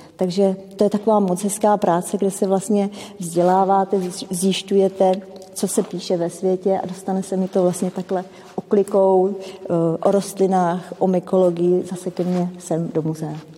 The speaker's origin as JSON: {"language": "Czech", "country": "Czechia", "tie": "born or raised there", "moved": "yes", "lives_now": "Česká Lípa, Czechia", "said": "pocházím z Českého ráje, z malé vesničky, kde nám koně koukali do zahrádky."}